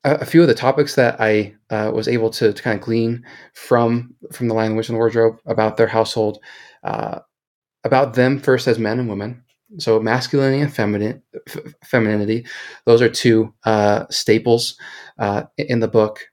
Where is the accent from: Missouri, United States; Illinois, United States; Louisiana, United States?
Missouri, United States; Kansas City; now in Salt Lake City, United States; originally from Kansas City, so I'm a, a big barbecue and Kansas City sports guy